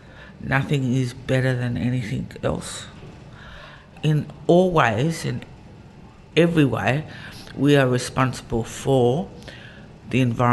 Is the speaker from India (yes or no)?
no; Sydney, New South Wales, Australia; I was born here on Gadigal Land. Live here, raise my kids here, and my grandchildren as well.